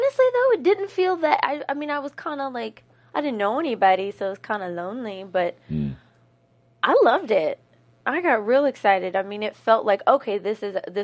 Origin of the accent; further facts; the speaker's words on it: Bowling Green, Kentucky, United States; also born or lived in Louisville, Kentucky; I moved from Bowling Green to Louisville when I was 12.